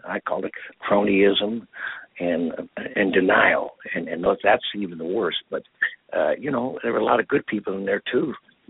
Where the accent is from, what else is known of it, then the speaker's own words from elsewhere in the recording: Canada; born there; And I'm Canadian born anyhow, so I had no trouble.